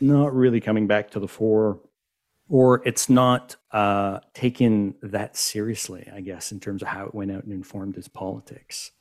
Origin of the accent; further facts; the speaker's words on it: Montreal, Quebec, Canada; I am from Montreal